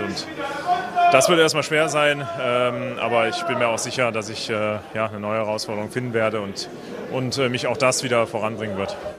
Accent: Cologne, North Rhine-Westphalia, Germany; ich bin hier groß geworden, ich bin Kölner

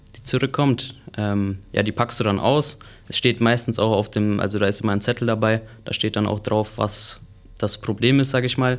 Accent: Sennfeld, Bavaria, Germany; ich komme aus Senfeld und ja, freue mich jetzt hier meine Ausbildung zu machen

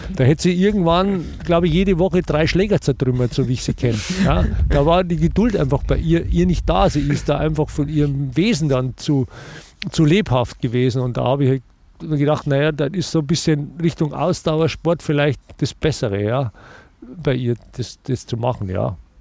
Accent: Germany; bei uns in Deutschland

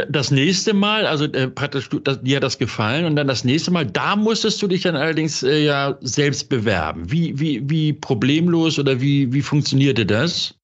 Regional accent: Hamburg, Germany; in meiner Geburtsstadt Hamburg

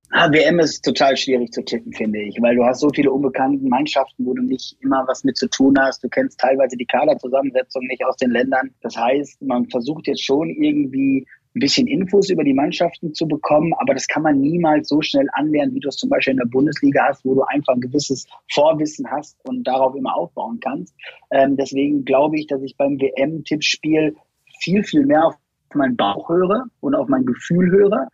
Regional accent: Lippstadt, North Rhine-Westphalia, Germany; ich komme aus äh, Lippstadt

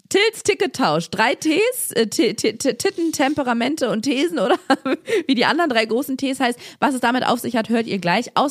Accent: Cologne, North Rhine-Westphalia, Germany; ich vermisse, ich vermisse meine alte Heimat.

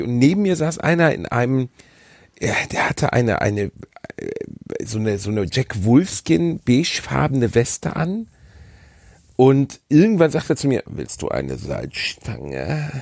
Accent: Gelsenkirchen, North Rhine-Westphalia, Germany; ich bin in Gelsenkirchen-Rotthausen geboren

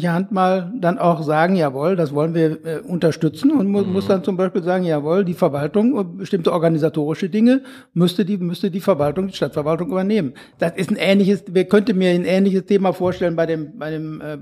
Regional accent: Bochum, North Rhine-Westphalia, Germany; früher gab's äh, da wo ich herkomme, Riemke gab's auch eine äh

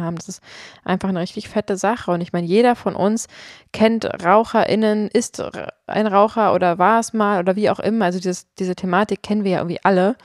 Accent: Potsdam, Brandenburg, Germany; also born or lived in Berlin / London; Ich bin in Potsdam aufgewachsen und klar, ich habe auch mal in Berlin und London gelebt

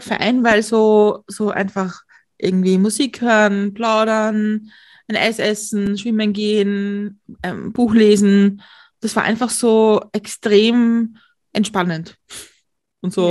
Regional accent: Austria; ich als Österreicherin

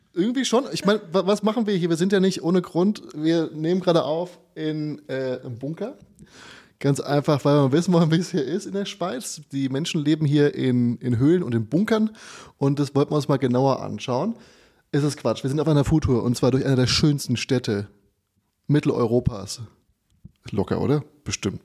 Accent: Hesse, Germany; moved away; diesmal in meiner Heimatstadt in Funkstadt

